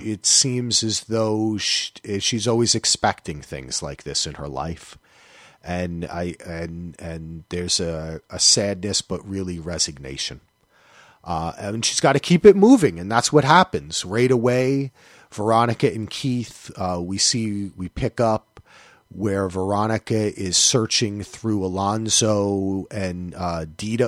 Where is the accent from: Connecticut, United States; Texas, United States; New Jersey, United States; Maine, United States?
New Jersey, United States; I am from New Jersey